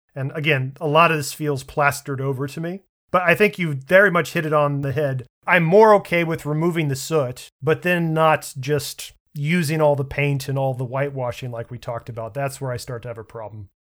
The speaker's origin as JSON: {"language": "English", "town": "Washington", "region": "District of Columbia", "country": "United States", "tie": "born or raised there", "said": "my hometown, the Washington National Cathedral"}